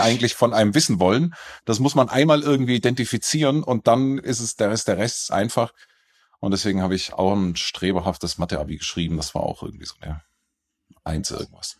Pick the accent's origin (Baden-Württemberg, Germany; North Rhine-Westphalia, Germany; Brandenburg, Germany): Baden-Württemberg, Germany; near Stuttgart; now in Munich, Germany; ich bin in der Nähe von Stuttgart aufgewachsen